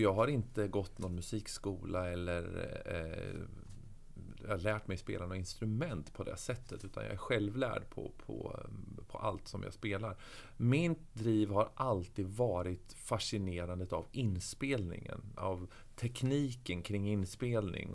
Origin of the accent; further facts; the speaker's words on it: Örebro, Örebro County, Sweden; jag är född och uppväxt i Örebro